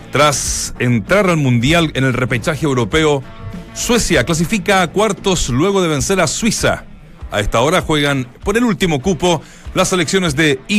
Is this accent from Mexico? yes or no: no; Colombia; Porque bueno, somos sudamericanos, colombianos.